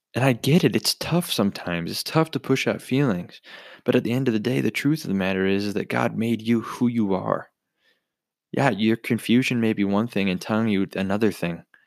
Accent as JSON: {"language": "English", "town": "Bismarck", "region": "North Dakota", "country": "United States", "tie": "born or raised there", "said": "Born and raised in Bismarck, North Dakota"}